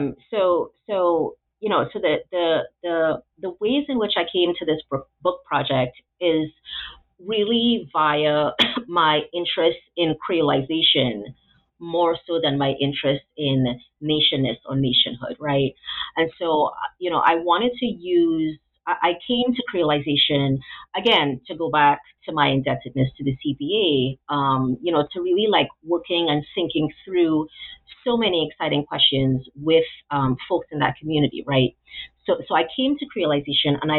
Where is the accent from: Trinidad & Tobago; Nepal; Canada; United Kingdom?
Trinidad & Tobago; moved away as an adult; also born or lived in Atlanta, United States / Memphis, United States; now in United States; I was born and sort of raised, came to adulthood in Trinidad.